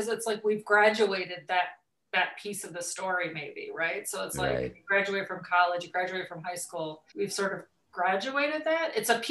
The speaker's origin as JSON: {"language": "English", "region": "California", "country": "United States", "tie": "born or raised there", "also_born_or_lived": "Arizona / Nevada / Utah / Colorado", "said": "So I was born in Southern California. We lived all over Southern California, but we also lived in Arizona and Nevada and Utah and Colorado."}